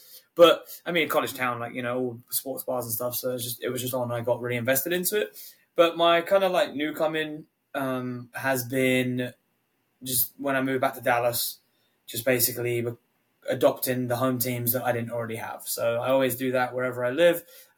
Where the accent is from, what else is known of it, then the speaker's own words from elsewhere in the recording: United Kingdom; I'm a Brit